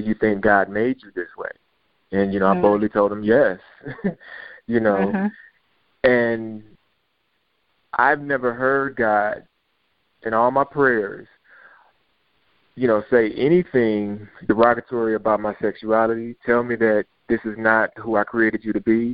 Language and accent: English; Detroit, Michigan, United States; moved away; I'm from Detroit